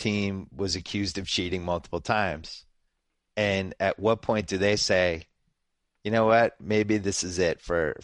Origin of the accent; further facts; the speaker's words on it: Massachusetts, United States; I was growing up in Massachusetts